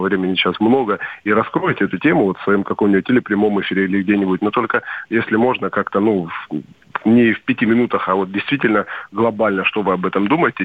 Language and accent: Russian; Stavropol, Stavropol Krai, Russia; now in Sochi, Russia; я сам из Ставрополя